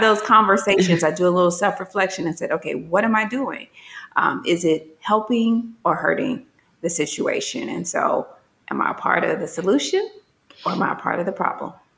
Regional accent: Gary, Indiana, United States; moved away; I'm from Gary, Indiana, very urban

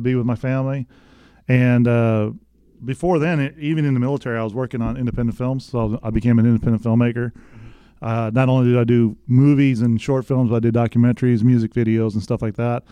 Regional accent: West Texas, United States; moved away as an adult; I'm from West Texas

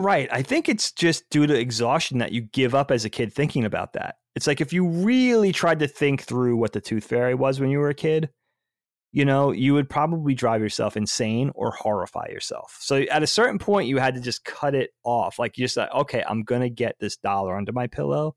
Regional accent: Long Island, New York, United States; growing up on Long Island, I guess, in the whole northeast of the United States

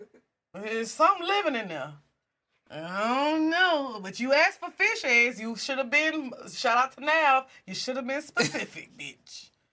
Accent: Dallas, Texas, United States; Hey, I'm from Dallas. And I eat Rudy's, period.

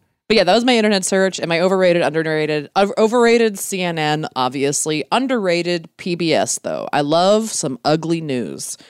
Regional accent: Glen Burnie, Maryland, United States; Savanna Park, Glen Burnie, it's just south of Baltimore

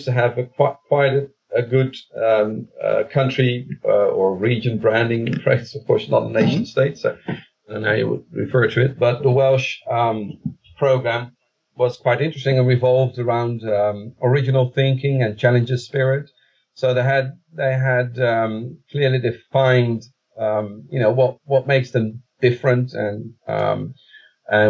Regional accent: The Hague, South Holland, Netherlands; the city of The Hague, which is coincidentally my hometown, where I was born and raised.

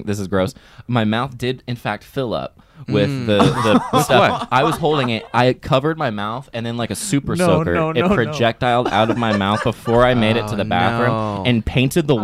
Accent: Florida, United States; I grew up in Florida

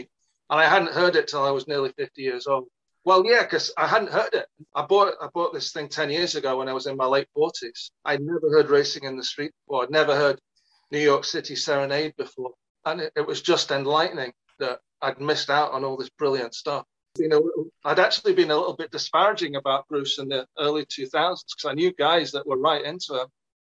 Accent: England, United Kingdom; moved away as an adult; now in Scotland, United Kingdom; For university, I grew up in England and then moved up here and met my Elaine.

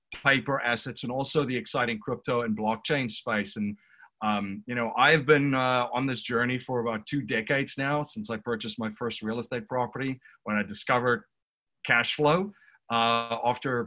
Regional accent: South Africa; now in Newtown, United States; I'm originally from South Africa. I reside in Newtown, Pennsylvania currently

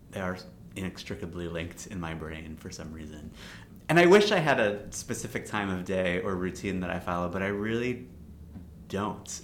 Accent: Baltimore, Maryland, United States; I grew up in Baltimore

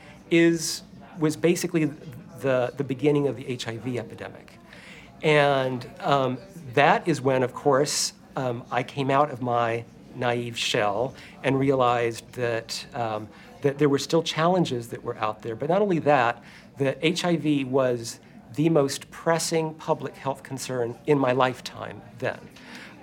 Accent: Atlanta, Georgia, United States; I grew up in Atlanta

